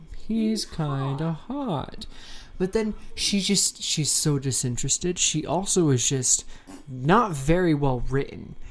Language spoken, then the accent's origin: English; Northern Virginia, United States; now in Utah, United States; I come from the DMV. I come from Northern Virginia